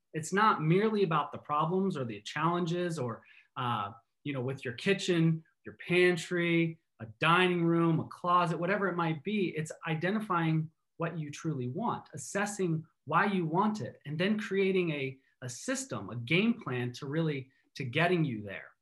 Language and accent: English; East Coast, United States; now in Seattle, United States; I'm originally from the East Coast